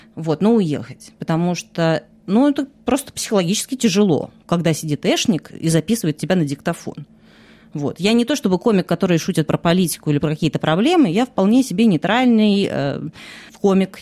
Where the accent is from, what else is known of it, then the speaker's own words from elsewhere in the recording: Russia; moved away as an adult; now in France; год назад я уехала из России, сейчас я живу во Франции